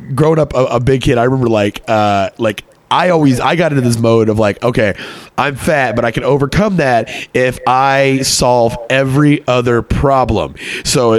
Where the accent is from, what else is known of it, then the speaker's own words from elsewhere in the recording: Texas, United States; moved away as an adult; also born or lived in Connecticut; I grew up in Texas